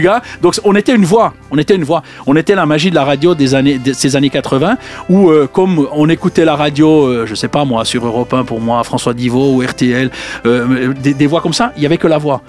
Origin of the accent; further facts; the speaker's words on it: Jura, Switzerland; je viens du Jura